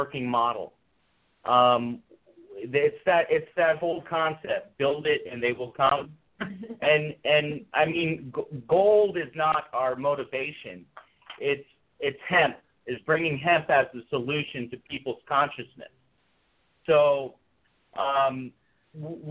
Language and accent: English; Fairbanks, Alaska, United States; my hometown in Fairbanks